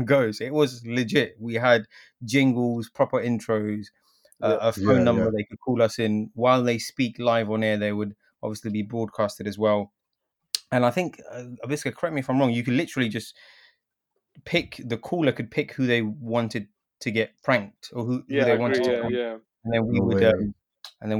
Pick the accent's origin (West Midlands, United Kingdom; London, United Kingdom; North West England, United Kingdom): London, United Kingdom; also born or lived in Kathmandu, Nepal; I was born in Kathmandu, but very much raised in London